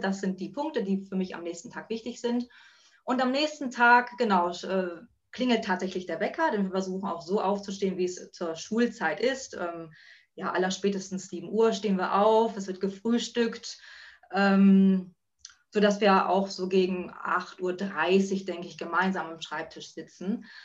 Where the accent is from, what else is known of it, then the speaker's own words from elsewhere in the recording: Buxtehude, Lower Saxony, Germany; Ich komme aus Buxtehude